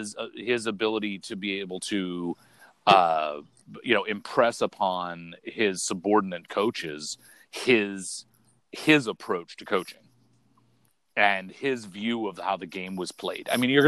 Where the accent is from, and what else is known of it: Maine, United States